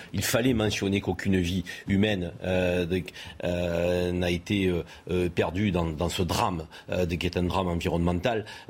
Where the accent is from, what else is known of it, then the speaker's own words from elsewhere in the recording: France; en tant que Français